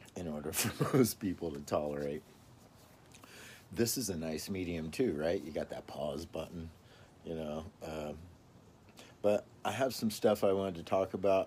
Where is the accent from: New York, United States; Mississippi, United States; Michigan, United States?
Mississippi, United States; now in Fair Oaks, United States; I was actually born and raised in the South, Mississippi.